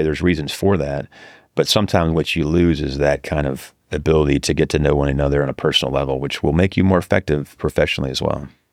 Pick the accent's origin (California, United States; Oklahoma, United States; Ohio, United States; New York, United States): California, United States; Northern; I grew up in Northern California.